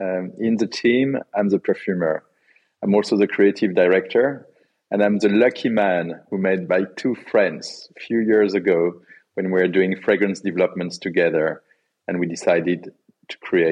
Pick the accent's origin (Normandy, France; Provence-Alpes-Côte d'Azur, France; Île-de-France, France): Provence-Alpes-Côte d'Azur, France; Grasse; also born or lived in Paris; So, you know, I grew up in Grasse in the south of France.